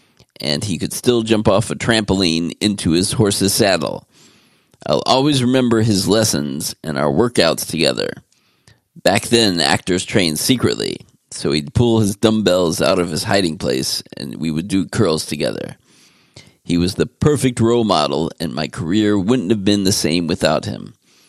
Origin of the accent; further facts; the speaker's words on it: Austria; this legend who I grew up watching in Westerns in our little theater in Austria.